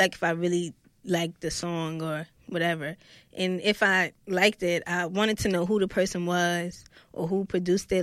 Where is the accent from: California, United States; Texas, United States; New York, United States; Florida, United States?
New York, United States; New York City; from Brooklyn, New York